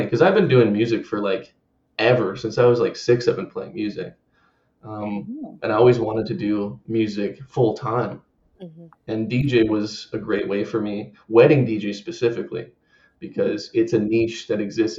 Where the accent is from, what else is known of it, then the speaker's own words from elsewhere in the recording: Vancouver Island, British Columbia, Canada; moved away as an adult; originally I'm from Vancouver Island